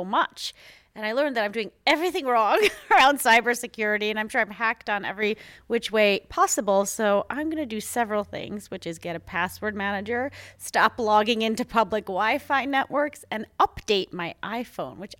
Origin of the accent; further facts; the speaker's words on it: United States; moved away; also born or lived in Europe; As an American who's lived here